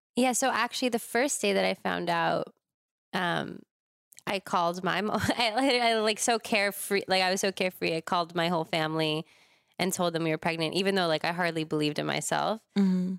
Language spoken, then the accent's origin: English; Larchmont, New York, United States; moved away as an adult; also born or lived in Boulder, Colorado; now in Los Angeles, United States; I grew up in New York in the suburbs in a place called Westchester